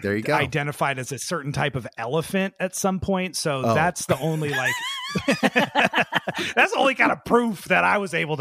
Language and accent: English; Seattle, Washington, United States; we're from Seattle